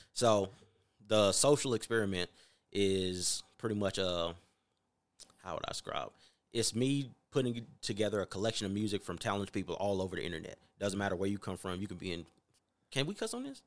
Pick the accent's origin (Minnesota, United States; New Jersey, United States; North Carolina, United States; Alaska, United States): North Carolina, United States; now in Las Vegas, United States; I'm from North Carolina